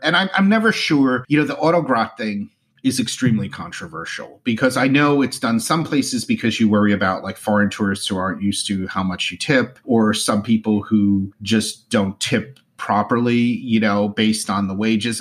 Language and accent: English; New Jersey, United States; moved away; I'm originally from New Jersey.